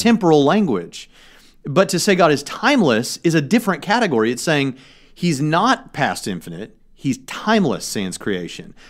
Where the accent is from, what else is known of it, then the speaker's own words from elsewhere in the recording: Tennessee, United States; now in Indiana, United States; I'm not from Texas. I'm from Tennessee, and I currently live in Indiana the godless North